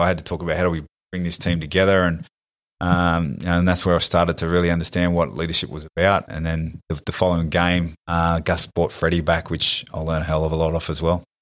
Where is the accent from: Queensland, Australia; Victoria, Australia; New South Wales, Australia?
New South Wales, Australia; we're from New South Wales